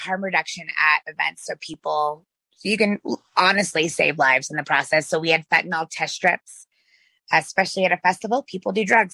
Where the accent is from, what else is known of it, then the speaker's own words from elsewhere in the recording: West Virginia, United States; moved away as an adult; I'm originally from a very small town in West Virginia